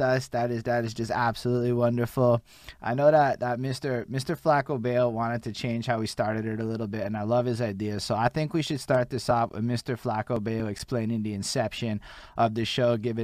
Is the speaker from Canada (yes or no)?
yes; Montreal, Quebec, Canada; accent: Montreal; I'm from Montreal, Quebec